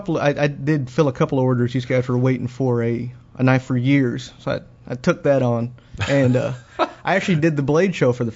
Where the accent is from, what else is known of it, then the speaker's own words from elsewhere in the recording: Philippines; I'm Filipino